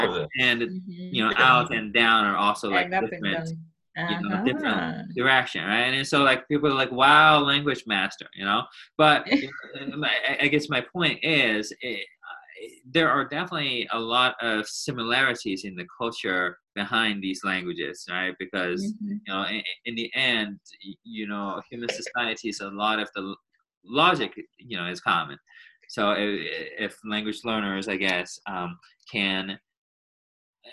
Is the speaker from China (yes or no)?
yes; China; first language Chinese; English is a second language; moved away